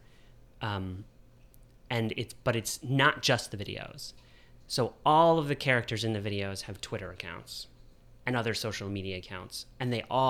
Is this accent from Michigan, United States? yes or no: yes; Michigan, United States; moved away; also born or lived in Pittsburgh; I was born in Michigan